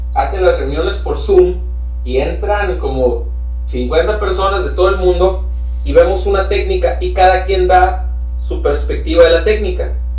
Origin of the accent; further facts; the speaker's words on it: Mexico; also born or lived in Hermosillo, Sonora; soy el único mexicano